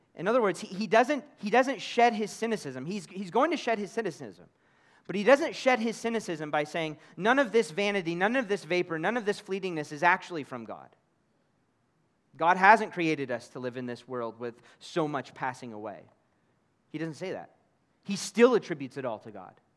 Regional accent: Kansas City, Missouri, United States; moved away as an adult; now in United Arab Emirates; my own hometown of Kansas City in America

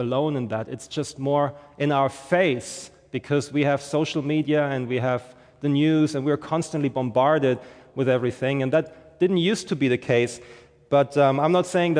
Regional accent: Germany; moved away as an adult; now in St. Johns County, Florida, United States; I'm originally from Germany, and we moved here 2 years ago

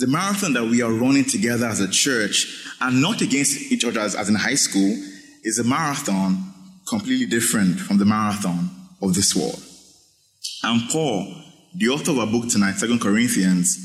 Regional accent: Nigeria; moved away; growing up in Nigeria, in high school

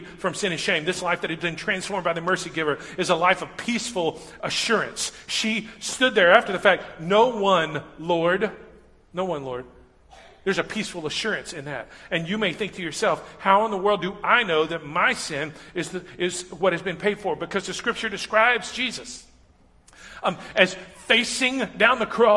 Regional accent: Huntsville, Texas, United States; I grew up in Huntsville, just north of here.

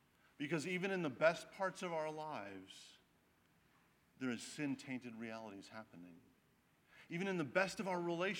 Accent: Wisconsin, United States; I grew up in Wisconsin, but my extended family was all in North Carolina

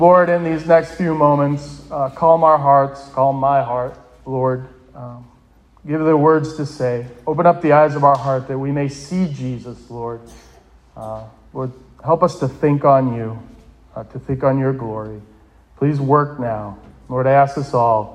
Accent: Bridgewater, Massachusetts, United States; I grew up in Bridgewater. I was your typical New England Roman Catholic.

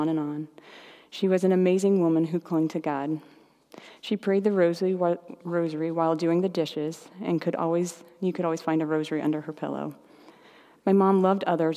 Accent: Indianapolis, Indiana, United States; We grew up in Indianapolis as a big Catholic family

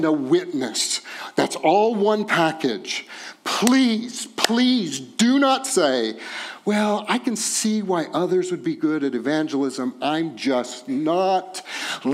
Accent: Texas, United States; I'm from Texas.

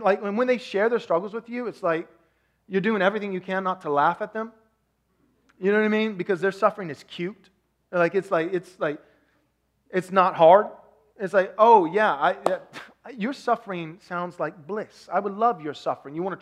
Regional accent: Texas, United States; I'm from Texas

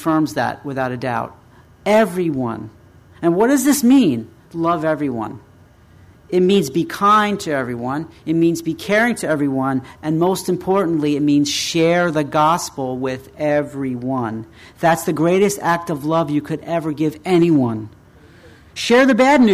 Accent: United States; We as American Christians

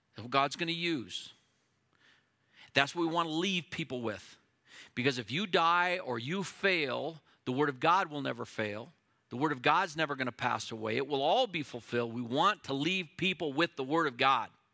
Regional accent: United States; as an American who loves my country

